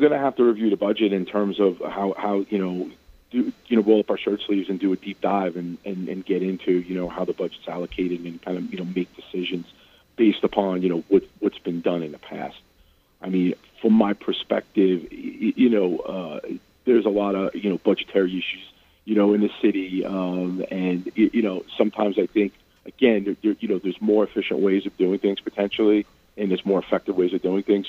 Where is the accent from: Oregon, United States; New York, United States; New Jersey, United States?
New York, United States; New York City; There was a subway station where I grew up in Brooklyn.